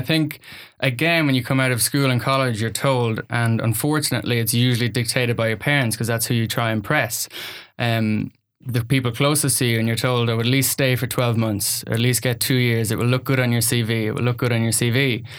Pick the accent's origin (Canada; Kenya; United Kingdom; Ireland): Ireland; accent: Irish; So I think my life started in Ireland. You'll hear from the accent. I am the son of a farmer's son.